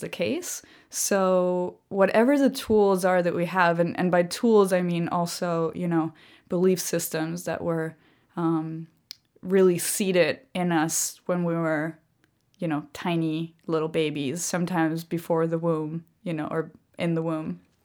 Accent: Germany; also born or lived in Nicaragua / Costa Rica; I grew up in Germany. And so, um, you know, the Second World War was basically a theme throughout, um, every history lesson ever taught in my school

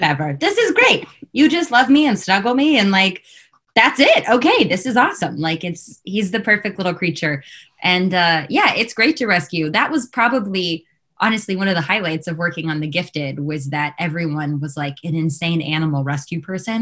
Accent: Los Angeles, California, United States; I grew up here in Los Angeles, which is where I am currently

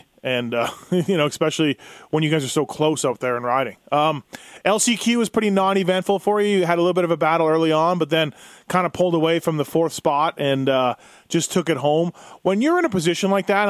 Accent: Manitoba, Canada; my hometown of Manitoba

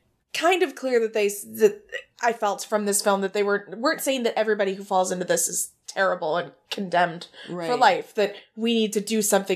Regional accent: Texas, United States; also born or lived in Missouri; Well, no, I'm from Texas.

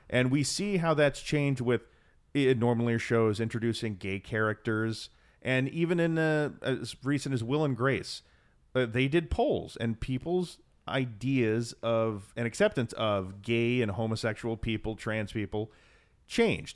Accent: Texas, United States; we're from Texas

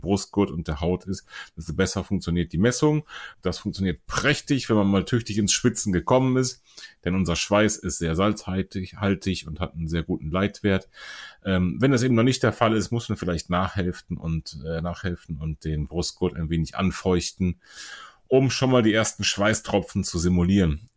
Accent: Germany; bei uns in Deutschland

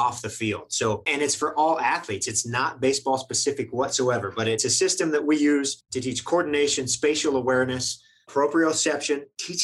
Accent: Western Kansas, United States; I grew up in Western Kansas

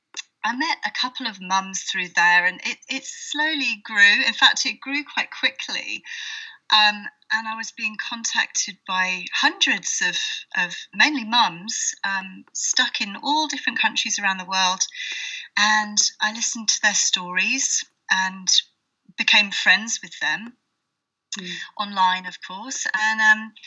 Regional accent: United Kingdom; moved away as an adult; now in Portugal; I'm British and moved to Portugal a while back with a small baby

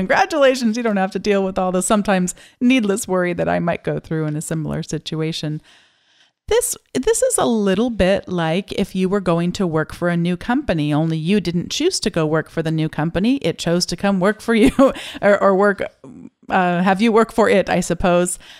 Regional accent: United States

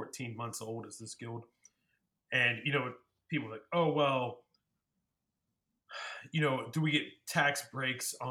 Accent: the South, United States; the fucking South right now, including my home state

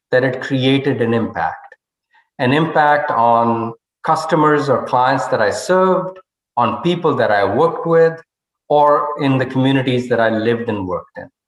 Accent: northern India, India; English is a second language; moved away as an adult; now in United States; I was a scholar from Northern India and sight unseen, uh, never been on an airplane, never been outside the country, I came to the United States, uh, which is where the scholarship was applicable.

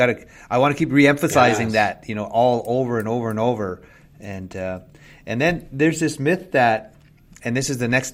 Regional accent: Little Black Bear First Nation, Treaty 4 Territory, Southern Saskatchewan, Canada; moved away as an adult; now in Ottawa, Canada; I'm a member from Little Black Bear First Nations and Treaty 4 Territory, Southern Saskatchewan

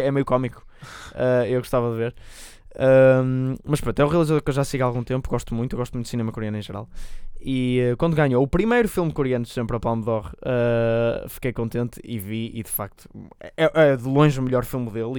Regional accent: Portugal; somos portugueses

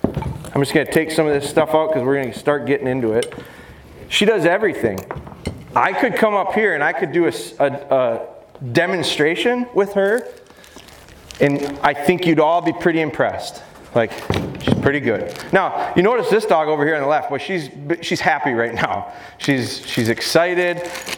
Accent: Pulaski, Wisconsin, United States; I'm from Wisconsin, up near Green Bay, a little town called Pulaski.

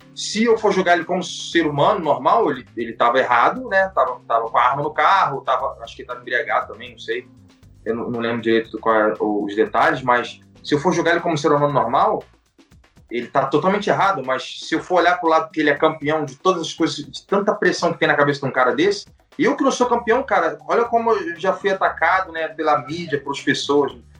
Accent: Brazil; nós somos brasileiros

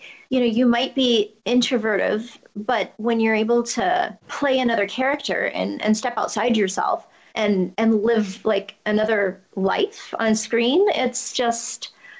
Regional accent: Germany; English is a second language; I learned to speak English when I was six. I mean, I was born in Germany, and that's where I'm from, but I don't think I have an accent.

